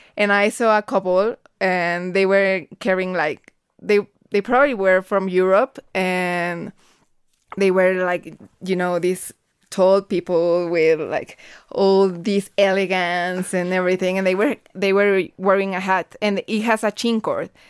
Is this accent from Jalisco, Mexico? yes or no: yes; Guadalajara, Jalisco, Mexico; I'm from Guadalajara, Jalisco